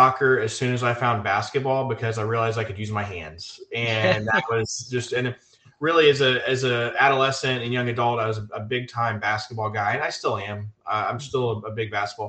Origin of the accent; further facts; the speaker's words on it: Gulf Coast of Texas, United States; I grew up on the Gulf Coast of Texas.